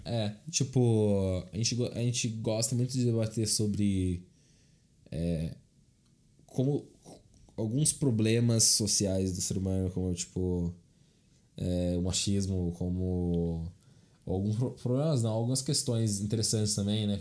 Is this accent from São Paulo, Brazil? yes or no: yes; Rio Claro, São Paulo, Brazil; Eu estudei quando eu era pequeno aqui em Rio Claro.